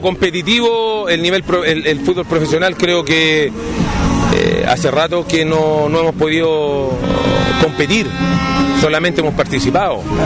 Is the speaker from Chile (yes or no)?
yes; Chile; somos nosotros como, como, como chilenos